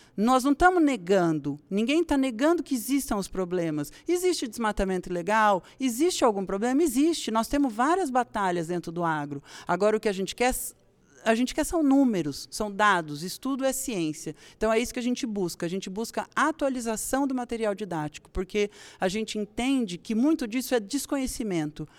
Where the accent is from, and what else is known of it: Brazil